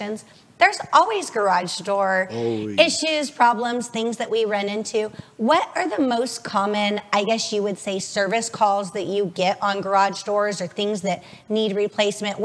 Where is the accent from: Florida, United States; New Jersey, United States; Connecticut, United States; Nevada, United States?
Nevada, United States; Las Vegas; I was born and raised in Vegas, so I've only lived here.